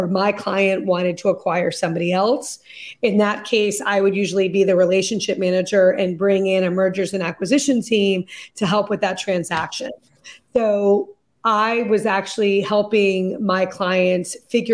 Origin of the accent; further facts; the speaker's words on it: Lexington, Massachusetts, United States; also born or lived in London; we moved back to Lexington, Massachusetts, which is where I had moved when I was 12. So it's my hometown